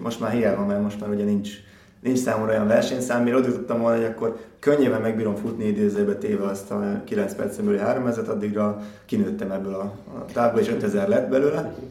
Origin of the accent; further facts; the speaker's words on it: Gyula, Békés, Hungary; futottam Gyulán, ugye ott, ott nőttem föl